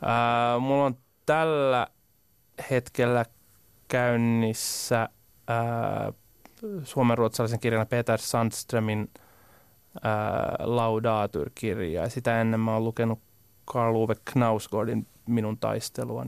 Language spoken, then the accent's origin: Finnish; Parainen, Southwest Finland, Finland